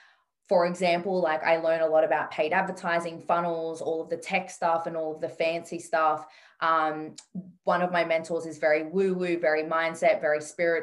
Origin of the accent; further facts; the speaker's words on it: Sydney, New South Wales, Australia; I grew up in Western Sydney